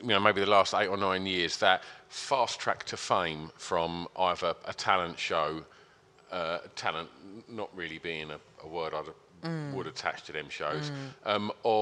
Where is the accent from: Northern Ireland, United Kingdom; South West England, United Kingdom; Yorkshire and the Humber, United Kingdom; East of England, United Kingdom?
East of England, United Kingdom; Essex; we're from Essex